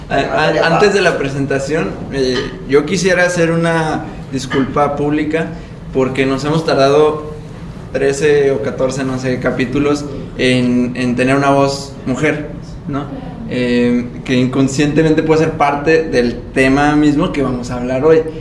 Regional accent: Aguascalientes, Mexico; Ahorita estamos acá desde Monterrey. Eh, somos de Aguascalientes nosotros, ahorita estamos en Monterrey, México.

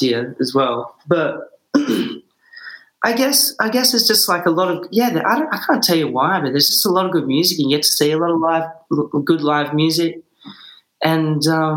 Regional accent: Bunbury, Western Australia, Australia; now in Perth, Australia; we grew up down in Bunbury

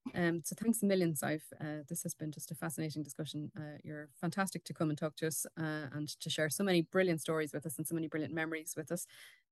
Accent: Wexford, Leinster, Ireland; landscapes that would have been so different to the one I grew up in, because I'm from Wexford, so it would have been totally different.

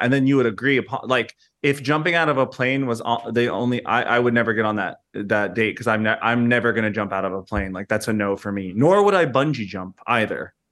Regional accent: United States; an American who visits the U K quite frequently

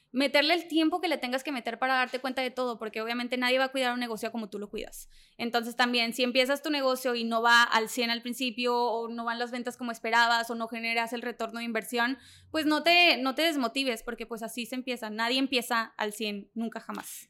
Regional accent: Allende, Mexico; soy de Allende, de una ciudad súper chiquita donde la gente critica

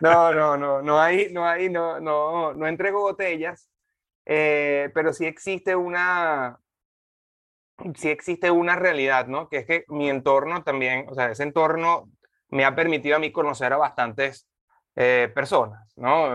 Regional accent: Venezuela; moved away as an adult; also born or lived in Dominican Republic; now in Panama; yo, yo soy venezolano

